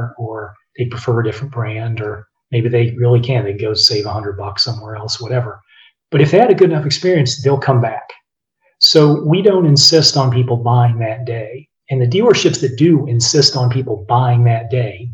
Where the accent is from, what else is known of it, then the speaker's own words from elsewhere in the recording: Blacksburg, Virginia, United States; I grew up in Blacksburg, Virginia